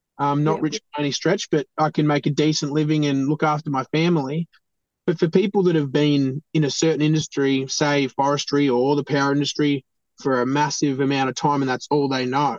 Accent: East Gippsland, Victoria, Australia; I love East Gippsland. I've grown up here. I've been here since I was, you know, born.

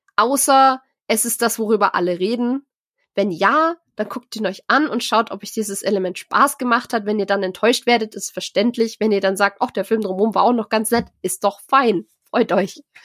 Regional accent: Germany; bei uns in Deutschland

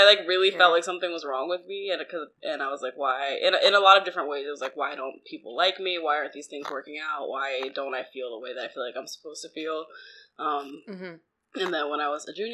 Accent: New Jersey, United States; I'm from South Jersey.

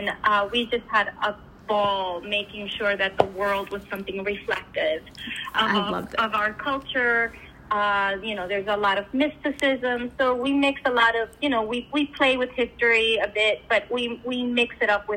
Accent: New York, United States; I grew up in New York. Both my parents are Latino

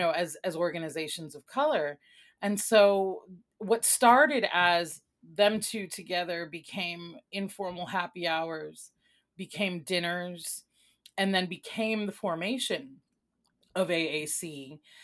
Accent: Chicago, Illinois, United States; also born or lived in Mayagüez, Puerto Rico / New York / Vermont / New Hampshire; I was born in Mayagüez, Puerto Rico, and I came to Chicago as a child. And I am, um, grew up here most of my life, C P S graduate

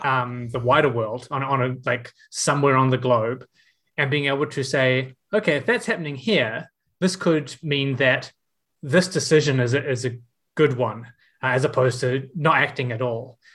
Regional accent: Auckland, New Zealand; how many of us in this space are from out west

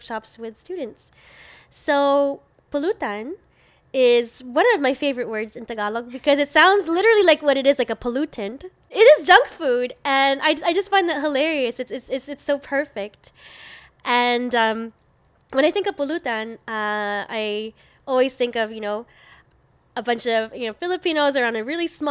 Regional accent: Toronto, Ontario, Canada; I'm born and raised in Toronto

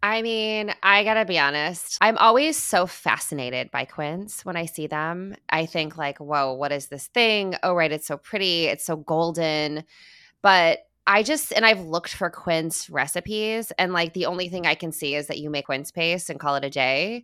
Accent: Midwest, United States; moved away; As a Midwesterner at birth, and, you know, half of my heart, is Midwestern

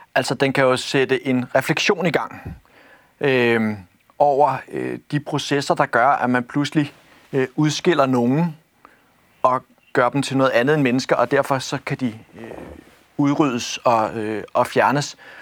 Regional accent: Copenhagen, Capital Region of Denmark, Denmark; jeg er født og opvokset i, i, i København

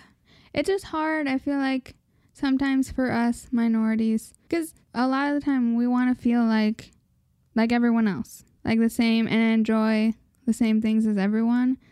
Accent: United States; we're just American

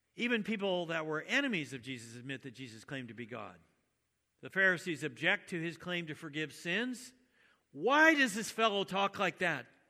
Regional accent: United States; I was born in the United States and my parents were Christian

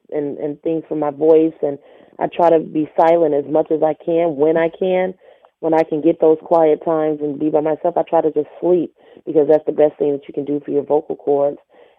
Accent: Flint, Michigan, United States; now in Houston, United States; I'm from Flint, Michigan.

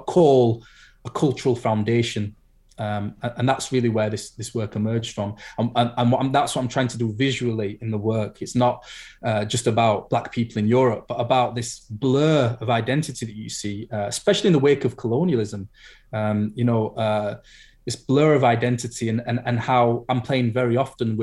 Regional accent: United Kingdom; I'm Black British

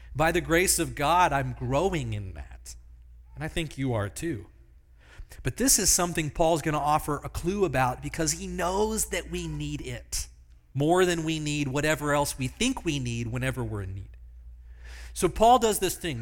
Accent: Pennsylvania, United States; Small church that I grew up in in Pennsylvania

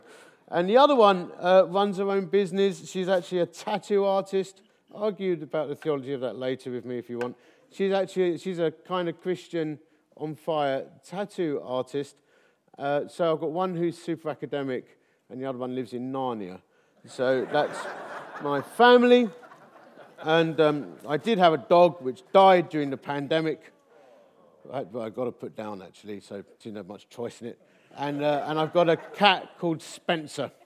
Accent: Dagenham, London, United Kingdom; now in Chesterfield, United Kingdom; I was born in Dagenham

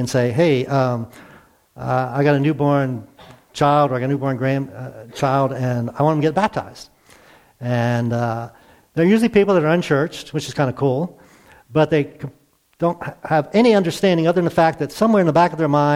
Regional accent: near Baltimore, Maryland, United States; I grew up near Baltimore in a very Catholic community

